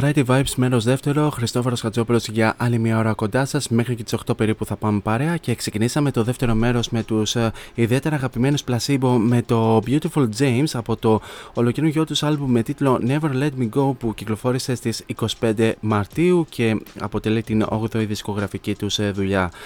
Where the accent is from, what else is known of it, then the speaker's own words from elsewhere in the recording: Kilkis, Central Macedonia, Greece; στην πόλη μου στο Κιλκής